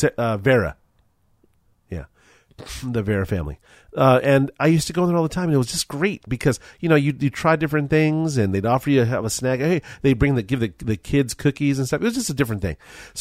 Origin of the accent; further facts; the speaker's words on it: Culver City, California, United States; I grew up in Culver City, California